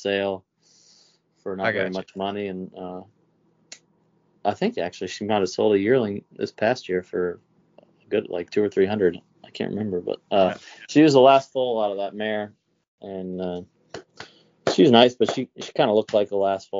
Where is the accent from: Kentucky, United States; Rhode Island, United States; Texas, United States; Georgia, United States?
Kentucky, United States; Lexington; I grew up in Lexington. Yeah, we moved back here when I was 3, and I grew up here.